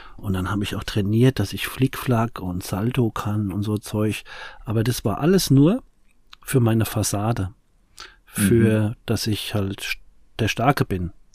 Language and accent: German; Aschaffenburg, Bavaria, Germany; ich komme mal halt aus dem Umfeld von Frankfurt, also Aschebesch